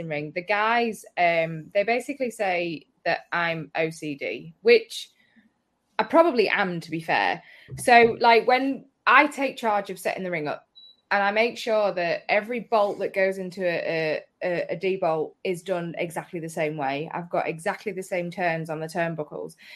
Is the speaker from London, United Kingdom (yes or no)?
no; Hull, Yorkshire and the Humber, United Kingdom; I'm from Hull